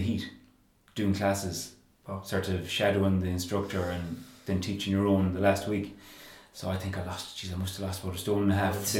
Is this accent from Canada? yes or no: no; Claremorris, Connacht, Ireland; I'm from Claremorris.